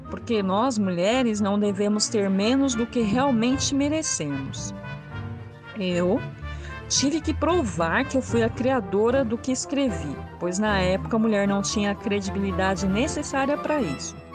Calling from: Belo Horizonte, Minas Gerais, Brazil; Olá a todos … sou de Belo Horizonte, Minas Gerais.

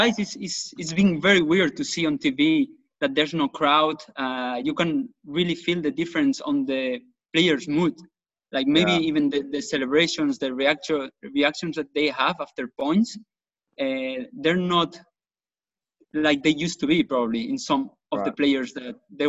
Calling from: Spain; at least I'm talking from Spain, but players have not been practicing much

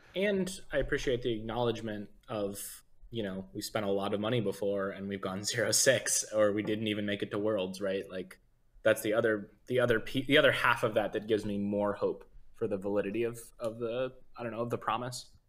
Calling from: Seattle, Washington, United States; Calling from Seattle

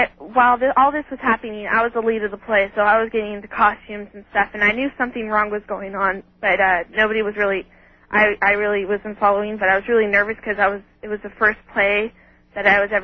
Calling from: Redding, California, United States; I'm from Redding, California.

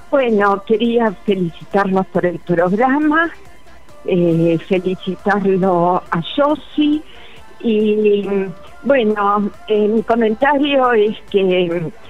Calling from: Buenos Aires, Argentina; de Paternal. Yo siempre los escucho los domingos, pero muy pocas veces les dejo mensajes porque me gusta escucharlos.

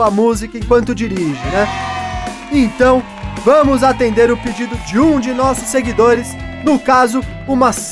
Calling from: Suzano, São Paulo, Brazil; sou de Suzano, São Paulo, mas trabalho na região de Campinas.

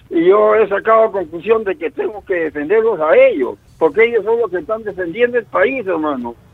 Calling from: El Agustino, Lima, Peru; Aló, hermano, yo soy yo … del Agustino, hermano.

